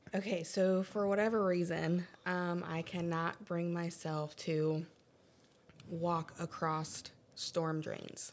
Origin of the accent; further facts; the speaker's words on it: Lawrenceburg, Indiana, United States; I'm actually from Indiana